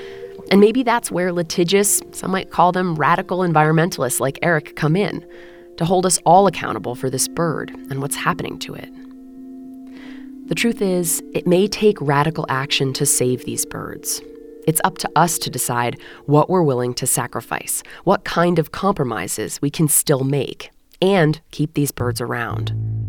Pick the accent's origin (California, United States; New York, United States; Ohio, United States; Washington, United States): Washington, United States; my home state of Washington